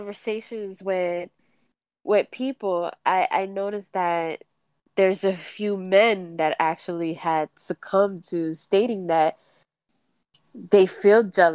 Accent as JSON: {"language": "English", "region": "New York", "country": "United States", "tie": "born or raised there", "moved": "yes", "said": "I was brought up back home in New York"}